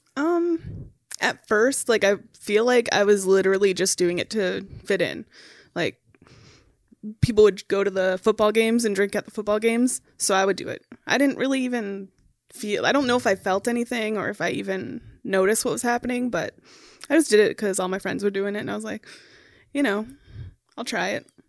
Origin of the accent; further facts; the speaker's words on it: Minneapolis, Minnesota, United States; also born or lived in Becker, Minnesota; I grew up in Minneapolis, um, for the first twelve years of my life, and then we moved to Becker in two thousand